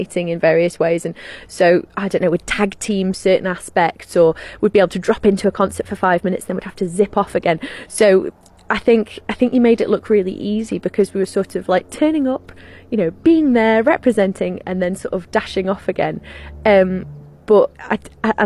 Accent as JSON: {"language": "English", "country": "Isle of Man", "said": "here's England and here's Ireland and we're right in the middle."}